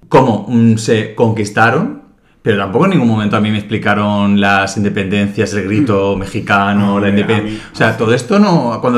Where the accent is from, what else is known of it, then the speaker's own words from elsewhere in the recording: Spain; que a mí como español tampoco me hace sentirme orgulloso.